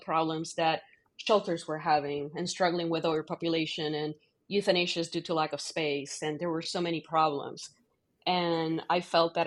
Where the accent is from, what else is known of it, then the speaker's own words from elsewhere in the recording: Puerto Rico; moved away as an adult; also born or lived in Michigan / Missouri; now in Ohio, United States; I grew up in Puerto Rico